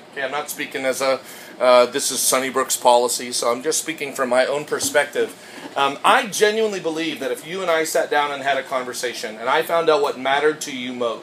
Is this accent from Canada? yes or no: yes; Canada; now in United States; I'm Canadian.